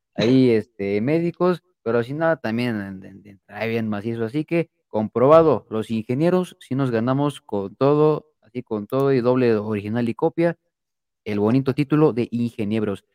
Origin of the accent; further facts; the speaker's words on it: Mexico City, Mexico; soy chilango, por si no sabían. también yo, yo nací en la Ciudad de México